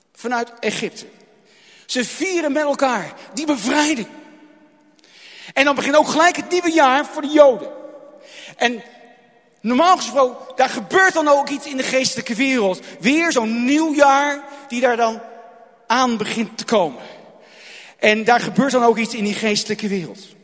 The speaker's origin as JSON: {"language": "Dutch", "town": "Rotterdam", "region": "South Holland", "country": "Netherlands", "tie": "born or raised there", "moved": "yes", "lives_now": "Goeree-Overflakkee, Netherlands", "said": "toen ik nog in IJsselmonde woonde"}